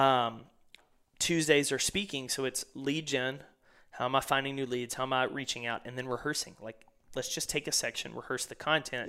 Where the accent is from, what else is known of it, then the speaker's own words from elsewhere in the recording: East Texas, United States; growing up in East Texas